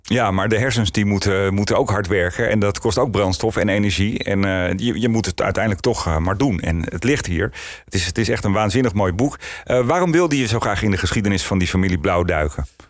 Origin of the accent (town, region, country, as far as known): Netherlands